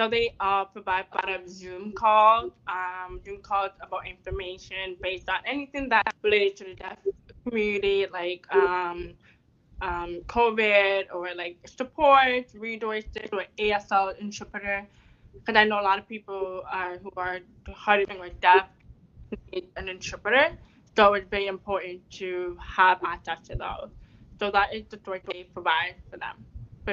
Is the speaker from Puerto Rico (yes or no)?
no; Canada; I'm a Canadian